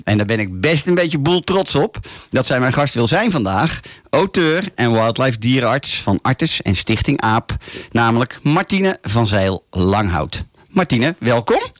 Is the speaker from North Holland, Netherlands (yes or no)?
yes; Laren, North Holland, Netherlands; Hier vanuit de studio in het altijd mooie Laren, Noord-Holland. Mijn geboortedorp